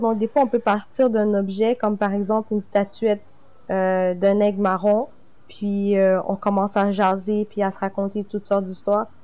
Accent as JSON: {"language": "French", "region": "Quebec", "country": "Canada", "tie": "born or raised there", "said": "je suis née directement au Québec"}